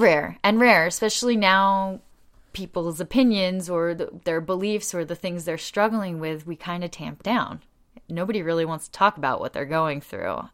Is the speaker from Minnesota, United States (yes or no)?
no; Delaware County outside of Philadelphia, Pennsylvania, United States; moved away as an adult; also born or lived in Australia; now in Lancaster, United States; I grew up in Delaware County outside of Philadelphia, right near Swarthmore College